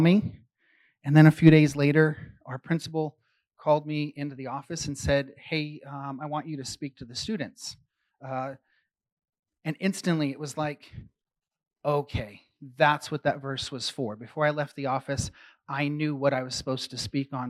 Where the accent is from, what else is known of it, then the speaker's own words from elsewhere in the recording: San Francisco, California, United States; I grew up really active in the San Francisco underground music scene.